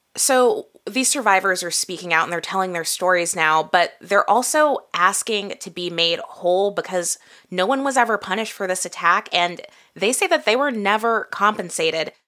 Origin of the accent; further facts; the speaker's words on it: Midwest, United States; I grew up in the Midwest